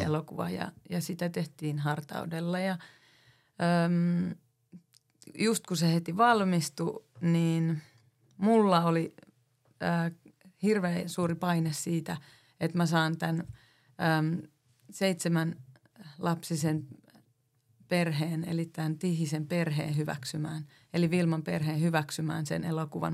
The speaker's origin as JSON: {"language": "Finnish", "town": "Oulu", "region": "North Ostrobothnia", "country": "Finland", "said": "mä oon Oulusta"}